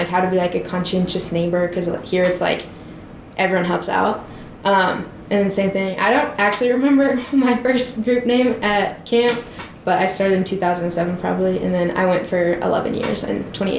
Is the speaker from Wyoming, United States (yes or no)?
yes; Lander, Wyoming, United States; moved away; I was growing up as, like, a gay kid in Wyoming, which is always a little bit difficult. But I really liked growing up here.